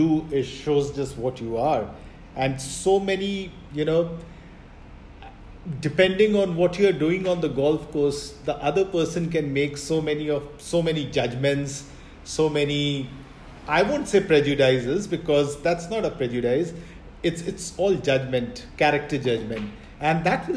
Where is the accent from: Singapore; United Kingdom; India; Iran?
India; moved away as an adult; now in Dubai, United Arab Emirates; I'm from India. I'm now based in Dubai for the past almost 18 years.